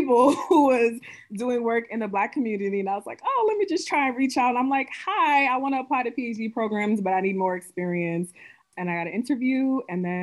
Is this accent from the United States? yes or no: yes; New York City, New York, United States; moved away; So I was born and raised in Brooklyn, New York. Ooh, I miss home. Brooklyn, New York. I'm from New York. Y'all can hear it.